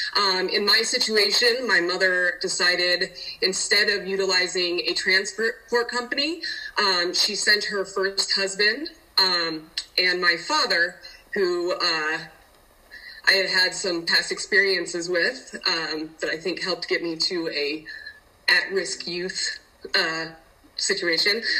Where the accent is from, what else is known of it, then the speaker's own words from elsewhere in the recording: Denver, Colorado, United States; also born or lived in Utah; I am from Denver, Colorado.